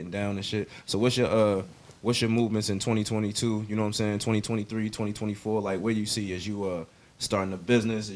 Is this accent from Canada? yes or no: no; Baltimore, Maryland, United States; I'm from Baltimore